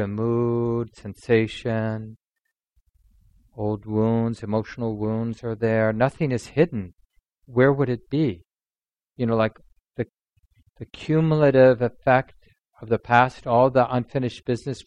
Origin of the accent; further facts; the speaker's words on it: Minneapolis, Minnesota, United States; one of the kids I grew up with in North Minneapolis